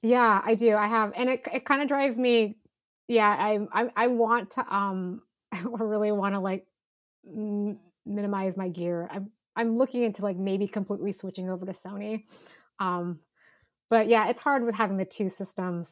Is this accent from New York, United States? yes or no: no; Northern California, United States; I grew up in Northern California